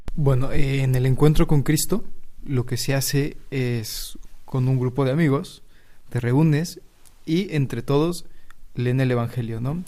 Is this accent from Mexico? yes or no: yes; Mexico; moved away as an adult; now in Spain; Soy de México y llevo aquí en España ya un año desde que empecé el noviciado